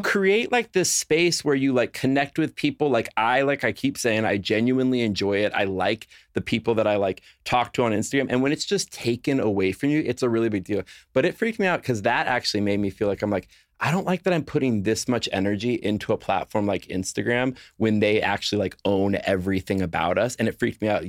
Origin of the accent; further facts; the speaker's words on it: Los Angeles, California, United States; moved away as an adult; now in Nashville, United States; I grew up in Los Angeles my entire life.